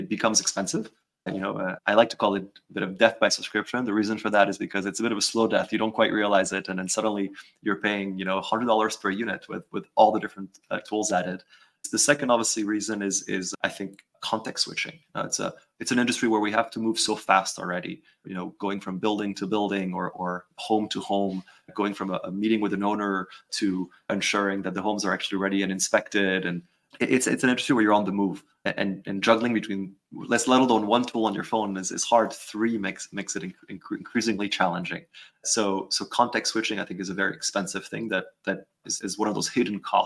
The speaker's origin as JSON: {"language": "English", "country": "France", "tie": "born or raised there", "also_born_or_lived": "New York, United States", "moved": "as an adult", "lives_now": "United States", "said": "I'm originally from France. I've been in sort of the U.S. for over a decade. And so obviously growing up in Europe and then moving to the U.S."}